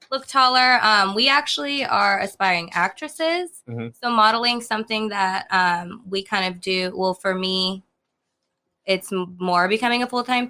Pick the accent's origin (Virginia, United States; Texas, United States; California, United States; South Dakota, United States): California, United States; San Diego; I'm from San Diego